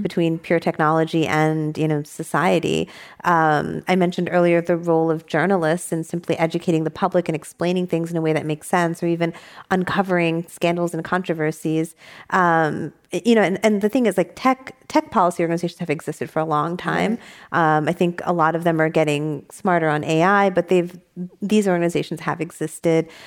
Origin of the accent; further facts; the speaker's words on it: New York, United States; also born or lived in San Diego; now in San Francisco, United States; I didn't move back to New York, where I'm from